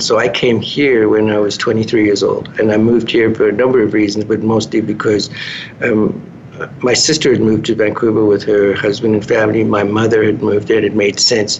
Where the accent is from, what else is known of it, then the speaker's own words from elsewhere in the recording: Cape Town, Western Cape, South Africa; moved away; I was born and raised in Cape Town.